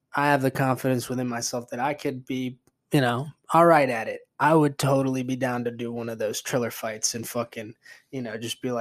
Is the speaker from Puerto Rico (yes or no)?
yes; Puerto Rico; I'm fucking from Puerto Rico